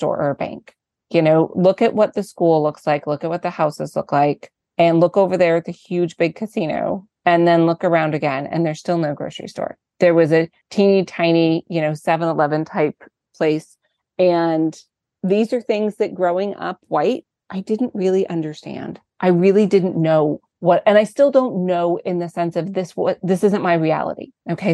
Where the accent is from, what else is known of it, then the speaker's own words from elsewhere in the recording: Martinez, California, United States; I grew up in a small town. I grew up in Martinez, in California.